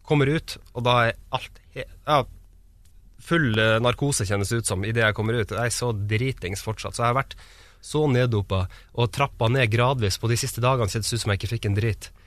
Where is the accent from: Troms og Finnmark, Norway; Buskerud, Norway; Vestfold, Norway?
Troms og Finnmark, Norway; Kautokeino; Ja, Men jeg er født i Tromsø, så jeg bodde, så jeg bodde der det første året mitt. Deretter flytta vi til eh, Kautokeino, eller Kautokeino kommune. Bodde der noen år.